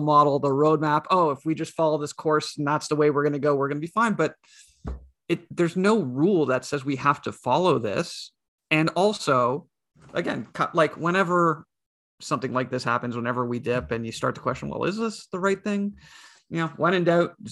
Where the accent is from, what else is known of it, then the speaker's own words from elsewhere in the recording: Canada; I'm Canadian.